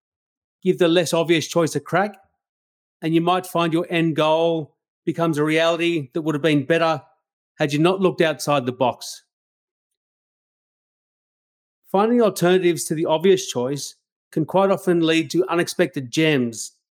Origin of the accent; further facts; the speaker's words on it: Australia; I love being an Australian, so I'd like to acknowledge those who came before us, those we share the land with today, and those who follow us. As a white Australian, I'm flat out embarrassed at some of the things that have happened in this country in the past.